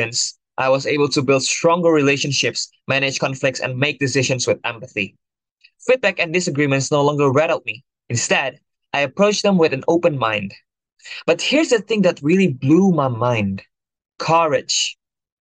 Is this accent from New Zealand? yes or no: no; Jakarta, Indonesia; moved away; I'm originally from Jakarta, Indonesia